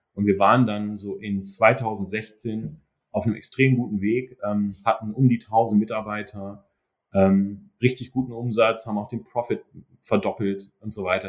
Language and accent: German; Germany; moved away as an adult; also born or lived in Duisburg; now in New York, United States; als Deutscher